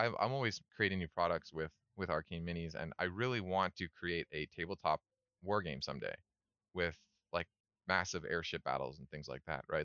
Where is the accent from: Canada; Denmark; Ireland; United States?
Canada; moved away as an adult; also born or lived in Scotland; now in South Korea; I love being Canadian